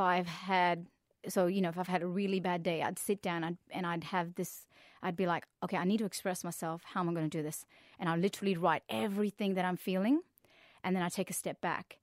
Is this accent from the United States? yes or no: no; India; now in Perth, Australia; Came to Australia 'cause I'm actually originally from India